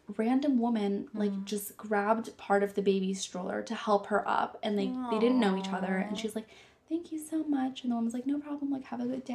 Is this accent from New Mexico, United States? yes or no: no; Florida, United States; moved away as an adult; now in New York City, United States; I'm from Florida, I'm from the South